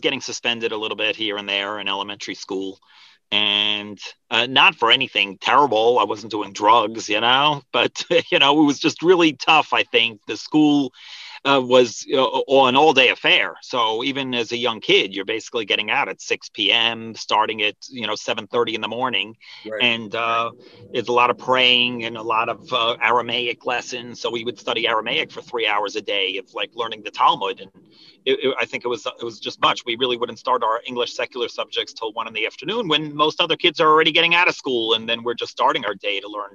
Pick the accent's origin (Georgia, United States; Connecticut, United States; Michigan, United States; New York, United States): New York, United States; Monsey; I grew up in Muncie, New York